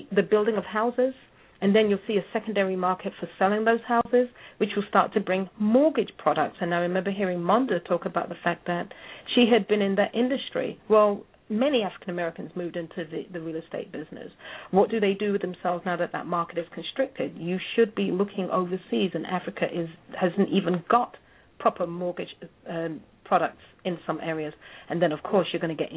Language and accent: English; England, United Kingdom; now in United States; I'm English